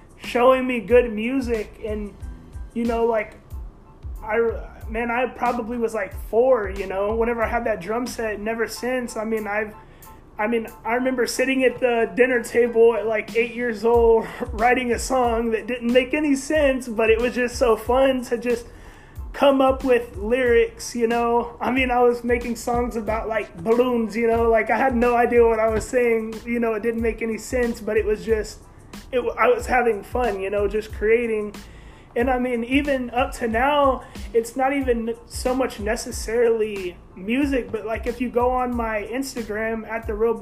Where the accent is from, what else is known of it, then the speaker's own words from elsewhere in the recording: Grapevine, Texas, United States; I am from Grapevine